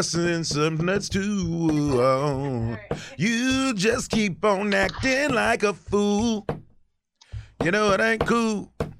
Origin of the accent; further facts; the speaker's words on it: Atlanta, Georgia, United States; moved away as an adult; now in New York, United States; I'm from Atlanta.